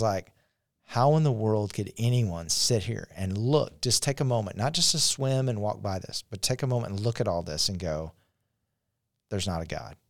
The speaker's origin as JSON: {"language": "English", "town": "Shreveport", "region": "Louisiana", "country": "United States", "said": "we're from Shreveport, Louisiana"}